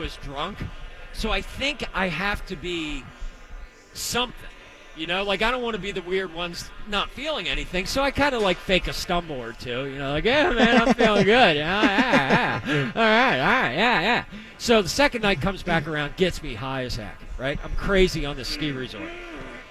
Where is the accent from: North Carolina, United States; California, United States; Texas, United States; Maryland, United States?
Maryland, United States; Baltimore; moved away; I'm originally from Baltimore. Okay, so growing up there, I went to this school